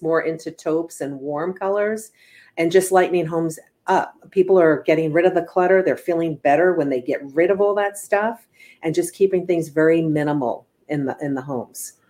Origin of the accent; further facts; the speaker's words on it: East Coast, United States; now in California, United States; I'm originally from the East Coast, so I just remember most homes like my mom's or my aunt's or my cousin's